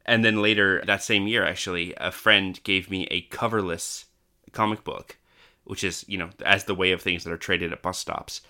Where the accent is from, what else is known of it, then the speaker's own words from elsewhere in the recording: Canada; now in Australia; I grew up in Canada and then came to Australia